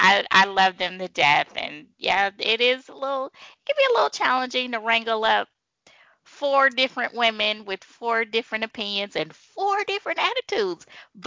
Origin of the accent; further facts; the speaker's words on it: Bay Area, California, United States; moved away; I'm originally from California. I'm originally from the Bay Area.